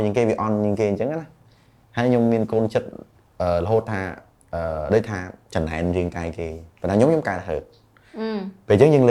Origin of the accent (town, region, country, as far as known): Cambodia; born or raised there